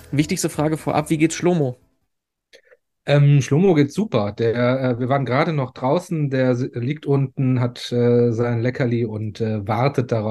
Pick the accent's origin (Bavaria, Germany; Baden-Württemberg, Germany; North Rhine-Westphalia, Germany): North Rhine-Westphalia, Germany; Cologne; Ich bin ähm, hier aus Köln. Ich bin in Köln geboren, wobei das äh, würde die ähm, Menschen schon äh, ein bisschen in Rage bringen, zum Teil, weil ich in Ports geboren worden bin.